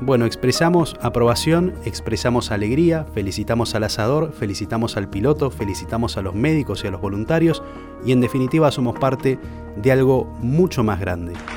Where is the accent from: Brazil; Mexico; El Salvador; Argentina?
Argentina; also born or lived in Puerto Madryn; Somos los argentinos